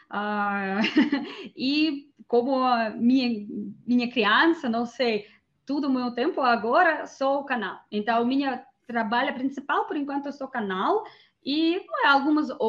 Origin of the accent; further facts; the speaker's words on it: Moscow, Russia; Portuguese is a second language; eu morava nas absolutamente cidades diferentes, então eu me mais acostumei a falar que eu sou de Moscou, porque essa foi a cidade onde eu morava mais tempo.